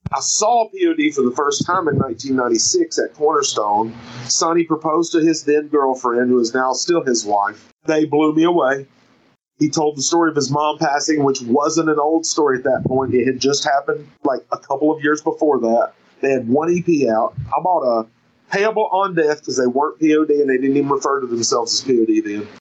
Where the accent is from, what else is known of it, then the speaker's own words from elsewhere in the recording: United States; also born or lived in Seattle, United States / North Carolina, United States; now in South Carolina, United States; I'm from the Carolinas. It's hard for me to claim one or the other. I live in South Carolina right now, but I got a North Carolina tattoo on my wrist, and I'm a Tar Heel till